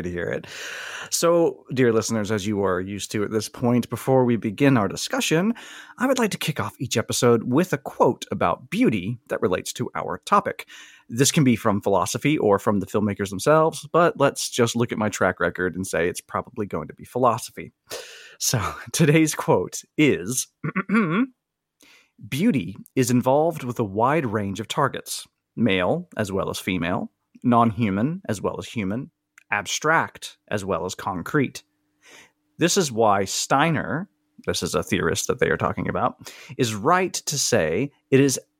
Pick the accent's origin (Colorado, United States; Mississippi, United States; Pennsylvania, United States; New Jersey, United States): Mississippi, United States; Columbus; I'm from Columbus, Mississippi, a place that only Tennessee Williams fans have probably ever heard of, since he wrote a few of his famous plays there.